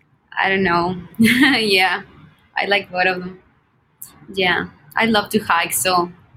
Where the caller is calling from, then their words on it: Monterrey, Nuevo León, Mexico; I'm in Monterrey. It's near Texas.